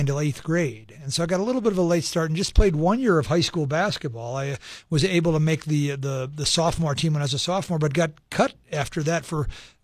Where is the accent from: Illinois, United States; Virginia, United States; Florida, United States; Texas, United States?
Illinois, United States; Chicago; moved away; growing up in Chicago